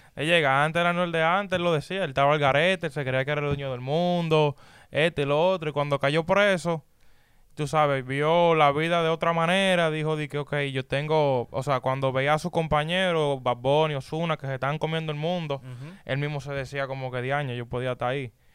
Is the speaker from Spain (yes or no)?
no; Dominican Republic; moved away; en mi país, en República Dominicana